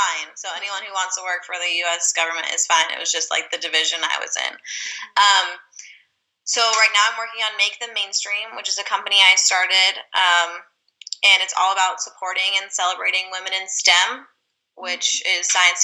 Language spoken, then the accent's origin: English; California, United States; I'm from California, born and raised.